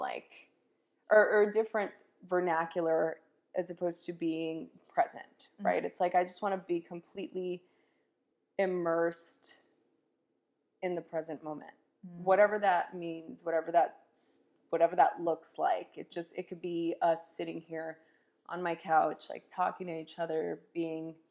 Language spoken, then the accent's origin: English; Los Angeles, California, United States; I grew up in East Los Angeles during a very chaotic time